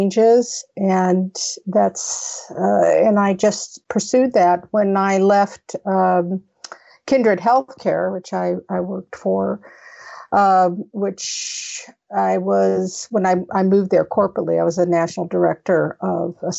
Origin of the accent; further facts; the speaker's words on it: Las Vegas, Nevada, United States; I'm out of Las Vegas, Nevada, which is my hometown